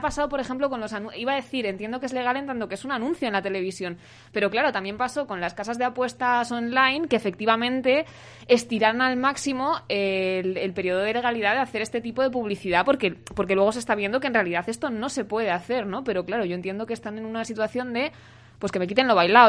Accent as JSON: {"language": "Spanish", "town": "Segovia", "region": "Castile and León", "country": "Spain", "moved": "yes", "lives_now": "Madrid, Spain", "said": "no soy de Usera, soy de Segovia"}